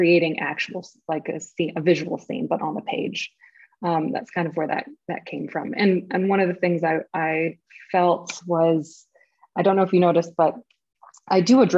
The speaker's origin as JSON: {"language": "English", "town": "Los Angeles", "region": "California", "country": "United States", "moved": "as an adult", "lives_now": "Berlin, Germany", "said": "I'm from Southern California"}